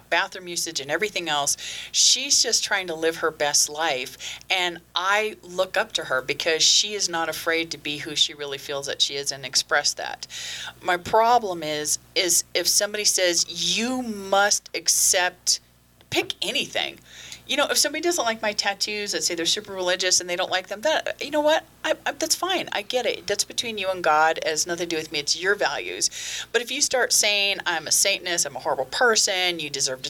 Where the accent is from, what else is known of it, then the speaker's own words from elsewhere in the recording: Los Angeles, California, United States; I grew up in Los Angeles